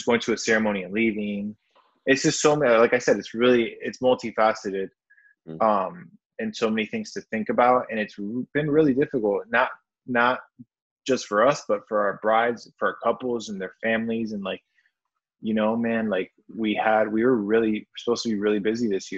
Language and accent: English; Wisconsin, United States; moved away; I'm from Wisconsin originally